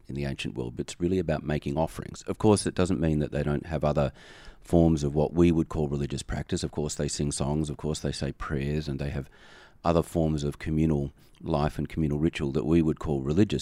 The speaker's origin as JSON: {"language": "English", "country": "Australia", "moved": "yes", "lives_now": "United States", "said": "I am an Australian expatriate in America"}